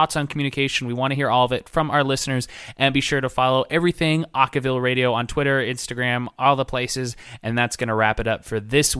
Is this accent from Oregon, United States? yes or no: yes; Oregon, United States; I'm from Oregon.